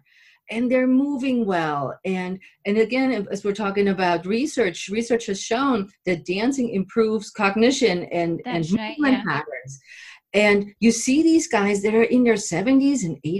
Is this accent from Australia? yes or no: no; Germany; now in United States; when I moved here to the States, I'm originally from Germany